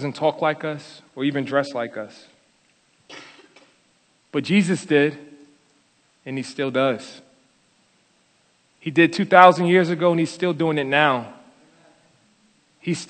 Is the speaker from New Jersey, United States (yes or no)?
yes; Paterson, New Jersey, United States; I was born and raised in Paterson, New Jersey, in the projects on the 13th floor in a broken home